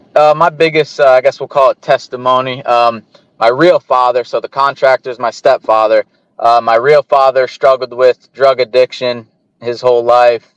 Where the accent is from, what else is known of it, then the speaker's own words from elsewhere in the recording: Pennsylvania, United States; growing up in Pennsylvania